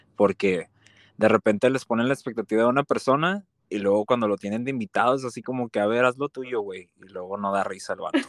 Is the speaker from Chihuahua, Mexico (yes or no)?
yes; Ciudad Juárez, Chihuahua, Mexico; Nací y crecí en Ciudad Juárez